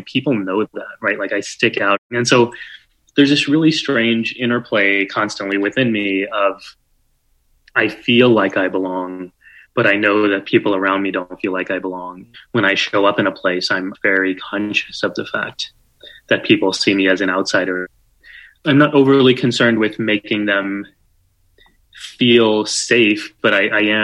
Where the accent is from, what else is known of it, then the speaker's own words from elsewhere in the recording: San Antonio, Texas, United States; now in New York City, United States; I did growing up in San Antonio or where I live now in New York